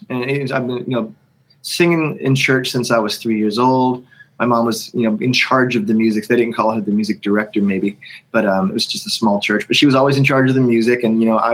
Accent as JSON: {"language": "English", "region": "Pennsylvania", "country": "United States", "tie": "born or raised there", "also_born_or_lived": "Georgia", "moved": "as an adult", "said": "growing up in Pennsylvania with the snow shovels always at the ready"}